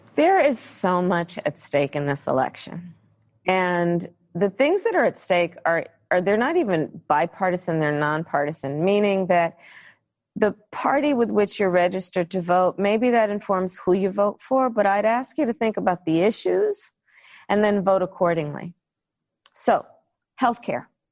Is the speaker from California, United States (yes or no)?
yes; California, United States; I come from California.